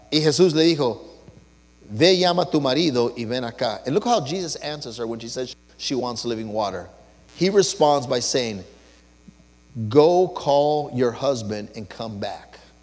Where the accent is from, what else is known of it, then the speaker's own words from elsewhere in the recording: Los Angeles, California, United States; I was born and raised in East